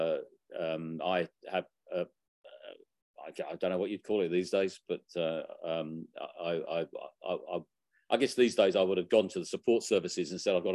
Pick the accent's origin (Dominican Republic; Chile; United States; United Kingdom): United Kingdom; Barnet, London; now in Melbourne, Australia; I was born in Barnet in North London.